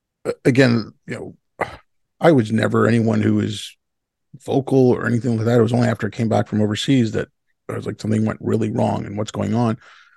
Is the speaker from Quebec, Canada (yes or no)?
yes; Montreal, Quebec, Canada; also born or lived in Hyderabad, India; I was born in India. I was born in Hyderabad. I was born in 69. My family moved here in 75 when I was six. I moved and, where? Montreal.